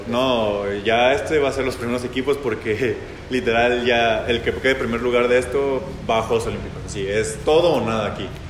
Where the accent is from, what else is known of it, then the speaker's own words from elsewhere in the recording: Jalisco, Mexico; soy jalisciense